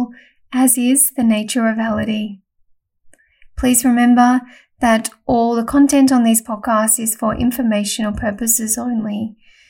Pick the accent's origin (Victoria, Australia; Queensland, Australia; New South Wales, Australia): Victoria, Australia; Melbourne; originally from Melbourne, so that's my hometown too